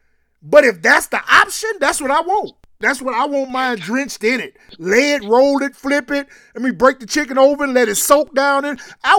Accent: Alabama, United States; moved away; I appreciate where I'm from, and, I'm not ashamed to say I'm from Alabama

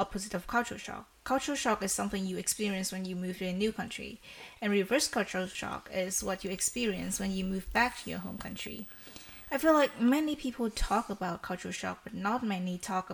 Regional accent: Vietnam; moved away as an adult; now in Netherlands; I moved from Vietnam to the Netherlands for my study

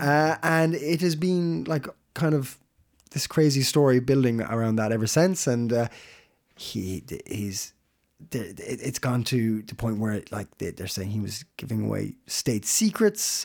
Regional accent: Ireland; now in Denmark; I'm Irish

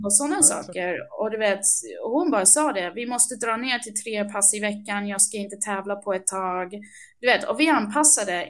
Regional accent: England, United Kingdom; also born or lived in Upplands Väsby, Sweden; now in Sweden; Jag är uppvuxen i England

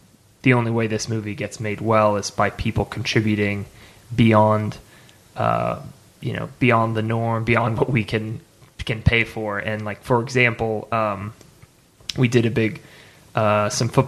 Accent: Dallas, Texas, United States; I'm from Dallas

